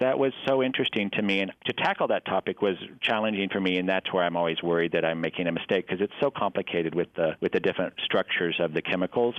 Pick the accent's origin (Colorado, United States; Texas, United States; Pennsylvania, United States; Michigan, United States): Texas, United States; Abilene; also born or lived in New York; now in Des Moines, United States; I grew up in Abilene, Texas, in West Texas, a town of about 90,000